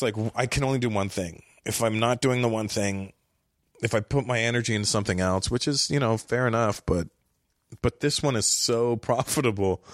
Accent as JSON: {"language": "English", "town": "Toronto", "region": "Ontario", "country": "Canada", "tie": "born or raised there", "said": "I grew up in Toronto"}